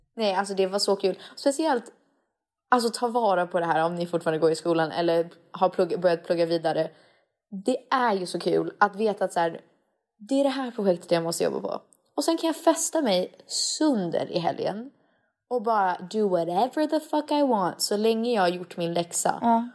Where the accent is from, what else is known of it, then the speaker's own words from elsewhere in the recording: Sweden; egentligen så är jag ju mer svensk än amerikansk. Jag är ju född här